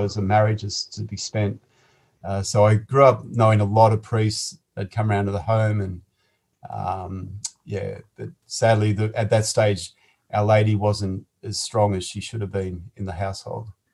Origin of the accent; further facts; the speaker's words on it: Sydney, New South Wales, Australia; I was born in Liverpool, in Sydney, on the 13th